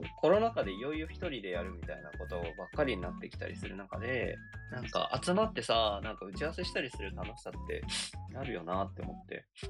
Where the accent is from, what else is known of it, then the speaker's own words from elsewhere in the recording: Aichi, Japan; moved away as an adult; now in Tokyo, Japan; 僕、あの、愛知県のすごい硬い中で育ってて、あの、大学で上京してくるんですけど